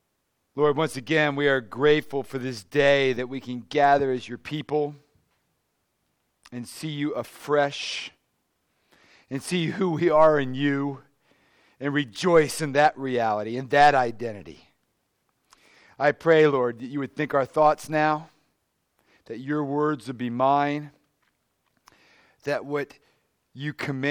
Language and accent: English; Maryland, United States; also born or lived in South Carolina / Pittsburgh; You know, I grew up in the suburbs of D.C., much like this area. You know, lived in southern Maryland near the beautiful Chesapeake Bay, just gentle rolling hills